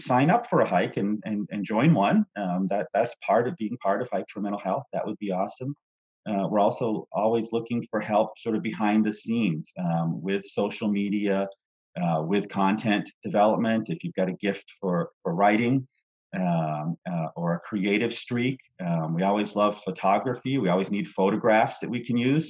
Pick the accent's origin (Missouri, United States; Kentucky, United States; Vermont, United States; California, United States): Vermont, United States; now in Texas, United States; I grew up in Vermont